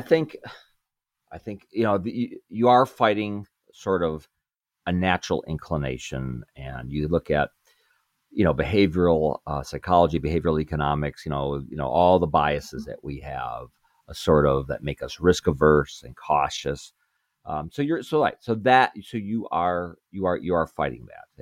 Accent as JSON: {"language": "English", "town": "Chicago", "region": "Illinois", "country": "United States", "said": "I'm from Chicago"}